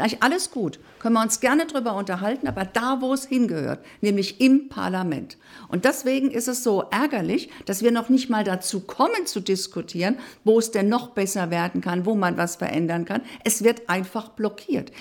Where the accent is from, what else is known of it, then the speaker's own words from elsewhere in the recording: Hesse, Germany; also born or lived in Berlin; bei mir in Hessen, in meinem Heimatland